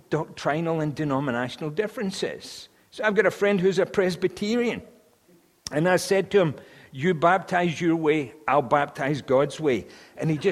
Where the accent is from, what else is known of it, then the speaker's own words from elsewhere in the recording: Scotland, United Kingdom; As a Scotsman